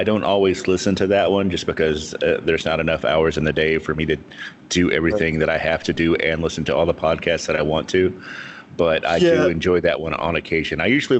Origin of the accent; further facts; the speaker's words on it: Marion, Kentucky, United States; I was born in Western Kentucky in a little town called Marion, which is probably about 400 miles or so from Memphis.